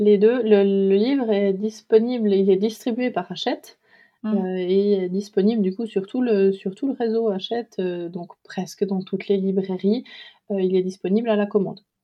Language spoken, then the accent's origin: French; Switzerland; moved away as an adult; also born or lived in Doubs, Bourgogne-Franche-Comté, France; now in France; je suis née en Suisse, où j'ai vécu euh, la plupart de ma vie